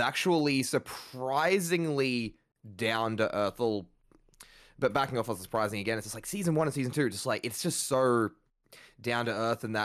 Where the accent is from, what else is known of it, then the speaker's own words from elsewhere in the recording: Australia; as an Australian